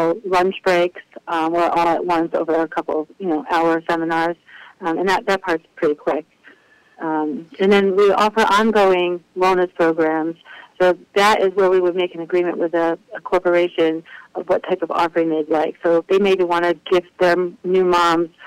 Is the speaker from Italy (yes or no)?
no; Silver Spring, Maryland, United States; I grew up in Silver Spring, which is a Orthodox community